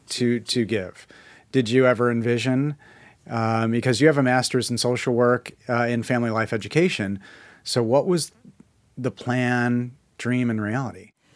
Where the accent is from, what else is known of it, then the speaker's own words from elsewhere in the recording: Chicago, Illinois, United States; I'm from Chicago